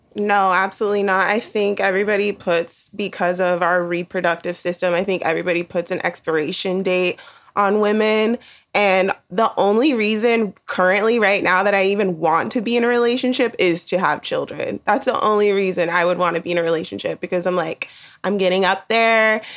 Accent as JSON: {"language": "English", "area": "the Bay Area", "region": "California", "country": "United States", "said": "I'm thirty-three and I'm from California, the Bay Area to be specific."}